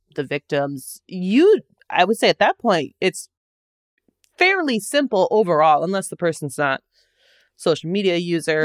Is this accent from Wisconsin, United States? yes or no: yes; Wisconsin, United States; I grew up in Wisconsin